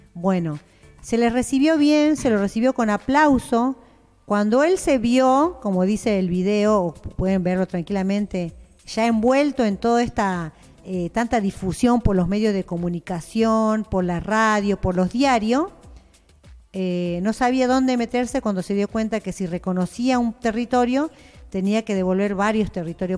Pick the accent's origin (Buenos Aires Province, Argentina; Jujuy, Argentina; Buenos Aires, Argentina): Jujuy, Argentina; Yo soy jujeña, soy quechua de la nación chicha y bien india